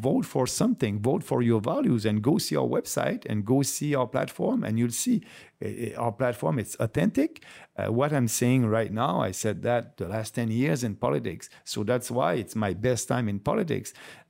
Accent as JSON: {"language": "English", "country": "Canada", "said": "I'm looking at them as a Canadian, and that's great."}